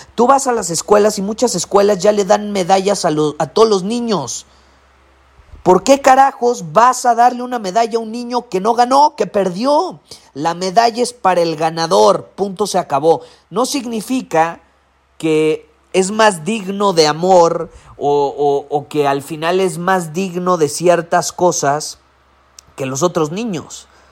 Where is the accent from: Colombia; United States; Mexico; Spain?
Mexico; Soy más mexicano que el nopal